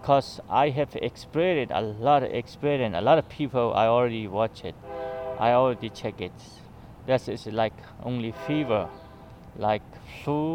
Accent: Chin State, Myanmar; moved away as an adult; now in Garden City, United States; I am from Myanmar, Burma.

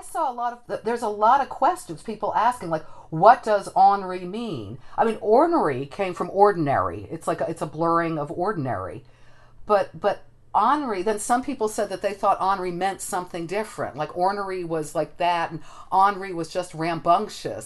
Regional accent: New Jersey, United States; Ross and I grew up on the East Coast in New Jersey

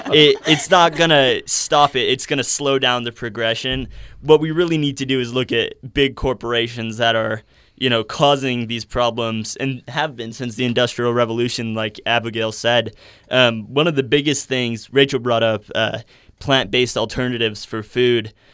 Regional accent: Chicago, Illinois, United States; now in Utah, United States; I'm from Chicago originally

